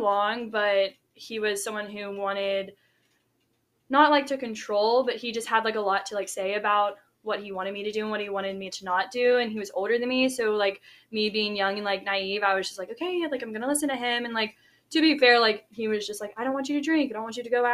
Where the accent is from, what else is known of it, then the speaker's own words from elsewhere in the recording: Shreveport, Louisiana, United States; I'm from Shreveport, Louisiana, which is North Louisiana, about 3 hours from Baton Rouge